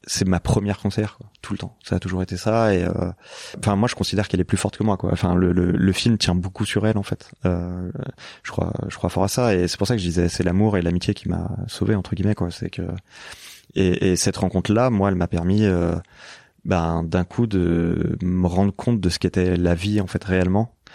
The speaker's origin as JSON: {"language": "French", "town": "Lyon", "region": "Auvergne-Rhône-Alpes", "country": "France", "also_born_or_lived": "Paris", "moved": "as an adult", "said": "je débarquais de province je venais de Lyon"}